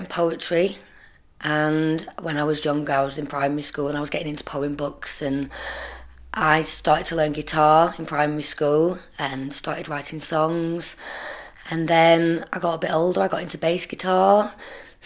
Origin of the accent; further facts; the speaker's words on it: Preston, North West England, United Kingdom; also born or lived in Surrey / Penwortham / Ashton-on-Ribble; I grew up in Preston. I was born in London, well, in Surrey. I moved to Preston at quite a young age.